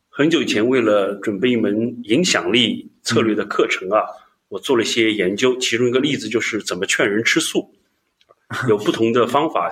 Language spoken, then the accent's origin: Chinese; China; 我们中国人